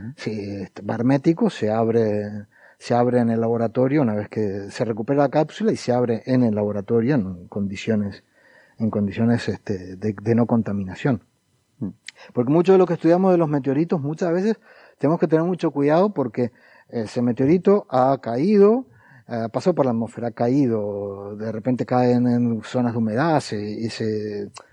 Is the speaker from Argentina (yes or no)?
yes; Argentina; hemos estado contaminados por la televisión porteña durante mucho tiempo y hemos adoptado formas y, acentos